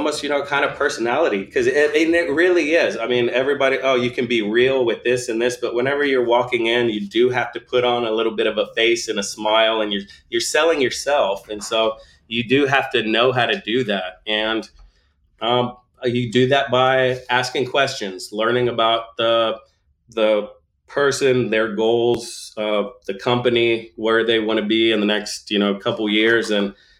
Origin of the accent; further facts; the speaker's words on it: Bastrop, Texas, United States; we grew up just outside of Austin, just outside of Bastrop, Bastrop being a really cute small town where I went to high school.